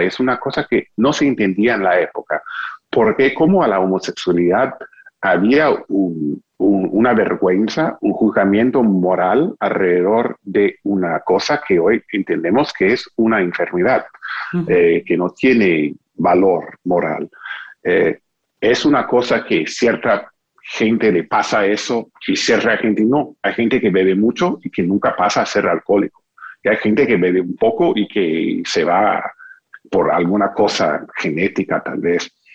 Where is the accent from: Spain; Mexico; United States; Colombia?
United States; Spanish is a second language; moved away; nací en Estados Unidos, que era el país de Susan Sontag